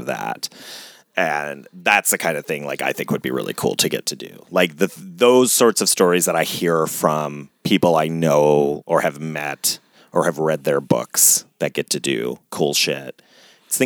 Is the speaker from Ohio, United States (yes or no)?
yes; Ohio, United States; I grew up in Ohio